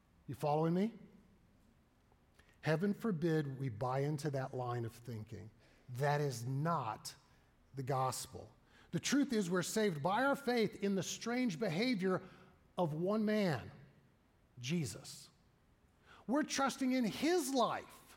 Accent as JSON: {"language": "English", "region": "the Bible Belt", "country": "United States", "tie": "born or raised there", "said": "growing up in the Bible Belt."}